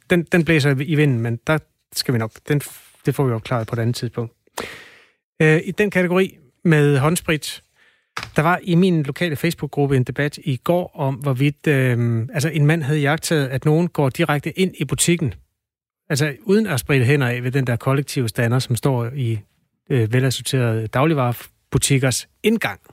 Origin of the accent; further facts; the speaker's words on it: Jutland, Denmark; jeg er jo fra Jylland